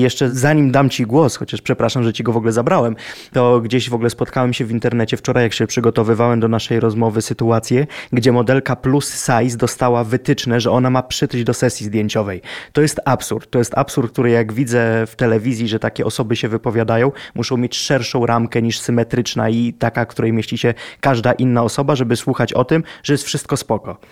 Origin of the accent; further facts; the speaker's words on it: Lublin, Lublin Voivodeship, Poland; moved away; jak ja byłem z Lublina i mieszkałem w Lublinie, to nie obnosiłem się tym, że jestem z Lublina.